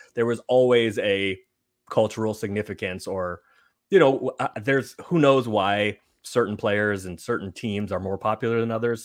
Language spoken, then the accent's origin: English; San Francisco, California, United States; I'm from San Francisco